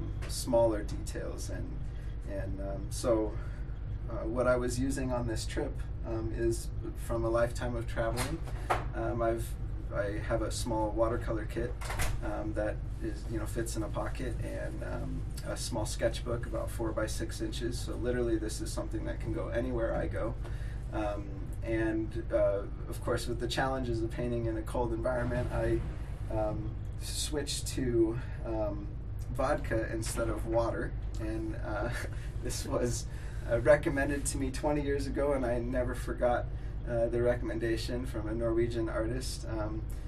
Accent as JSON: {"language": "English", "town": "Crested Butte", "region": "Colorado", "country": "United States", "said": "I'm an artist from Crested Butte, Colorado"}